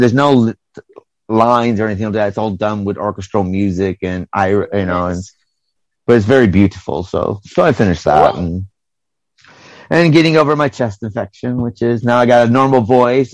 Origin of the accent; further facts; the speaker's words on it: United States; now in United Kingdom; I'm American